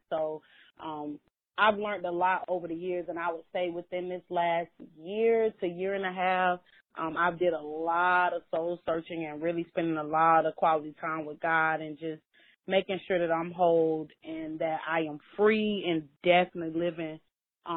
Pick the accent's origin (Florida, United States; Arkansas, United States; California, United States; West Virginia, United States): Florida, United States; Orlando; I grew up in Orlando, Florida, mainly.